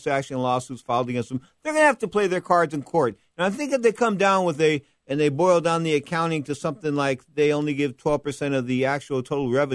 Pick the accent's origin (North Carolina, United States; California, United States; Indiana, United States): California, United States; San Francisco; I'm from San Francisco